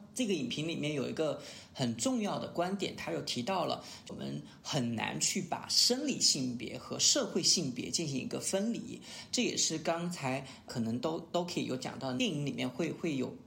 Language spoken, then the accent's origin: Chinese; Sichuan, China; 我是四川人